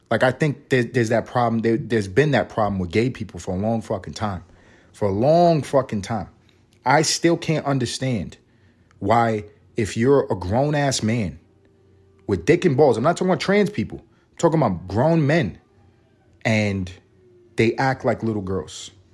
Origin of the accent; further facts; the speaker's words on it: New York City, New York, United States; I'm from Harlem